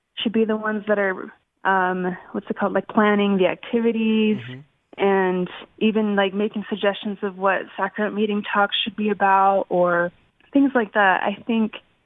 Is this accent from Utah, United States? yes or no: yes; Orem, Utah, United States; I'm from Utah. Orem, Utah, and I was born into the church